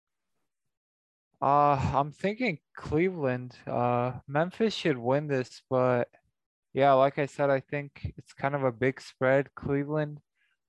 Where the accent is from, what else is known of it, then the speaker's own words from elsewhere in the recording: Toronto, Ontario, Canada; I'm from Toronto